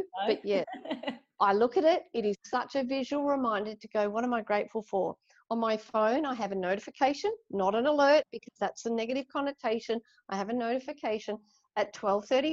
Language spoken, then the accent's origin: English; Ballarat, Victoria, Australia; now in Sydney, Australia; I was born in Ballarat, like inland, we used to holiday by the beach